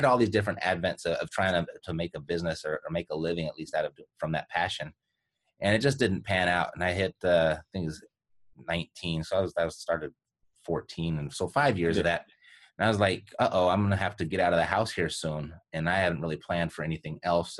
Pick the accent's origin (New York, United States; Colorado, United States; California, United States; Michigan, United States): California, United States; Los Angeles; I was born and raised in Los Angeles, California